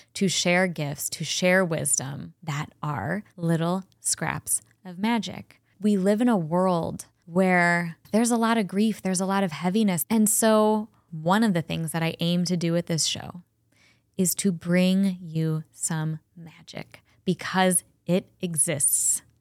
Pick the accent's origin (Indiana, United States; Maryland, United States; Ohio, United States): Ohio, United States; Cleveland; also born or lived in Chagrin Falls, Ohio / Colorado; I was born and raised in Cleveland.